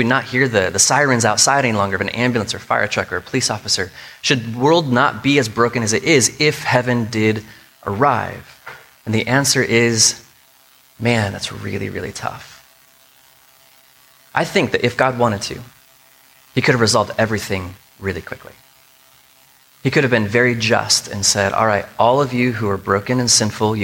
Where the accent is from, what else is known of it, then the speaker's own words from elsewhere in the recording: United States; us as American Christians